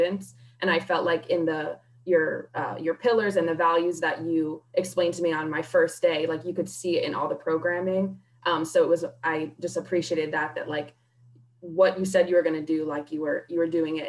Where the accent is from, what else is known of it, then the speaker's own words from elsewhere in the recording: Sparta, New Jersey, United States; moved away; I grew up in Sparta, New Jersey, a small town in New Jersey